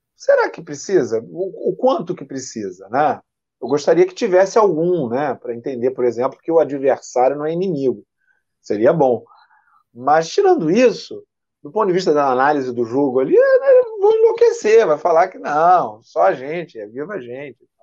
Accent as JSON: {"language": "Portuguese", "town": "Niterói", "region": "Rio de Janeiro", "country": "Brazil", "tie": "born or raised there", "said": "nasci no centro da cidade, mas vim morar aqui muito jovem, sou daqui, da Vila Ipiranga, da né? minha vida, minha vida toda. Eu sou é. de Niterói também"}